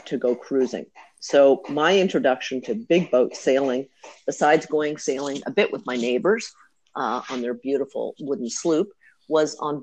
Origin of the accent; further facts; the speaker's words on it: Halifax, Nova Scotia, Canada; we grew up on the Northwest Arm, just across from the Dingle Tower